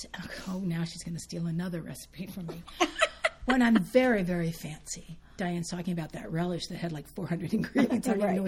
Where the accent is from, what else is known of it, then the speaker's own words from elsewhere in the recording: Santa Fe, United States; I grew up in Santa Fe, a little tiny town